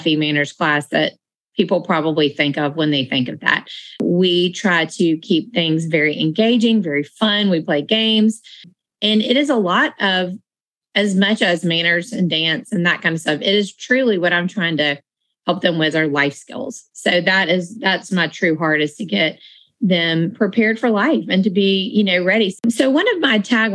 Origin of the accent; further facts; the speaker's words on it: Marietta, Georgia, United States; the Social Class started when I was growing up in Marietta